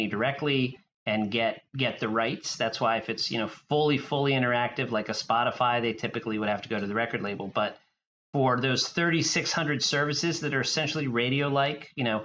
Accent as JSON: {"language": "English", "town": "Wilmington", "region": "Delaware", "country": "United States", "tie": "born or raised there", "said": "I grew up in the first state, Wilmington, Delaware. I'm a native Delawarean"}